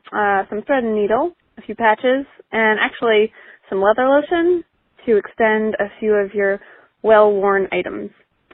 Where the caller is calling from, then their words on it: Frederick, Maryland, United States; I'm calling from Frederick, Maryland.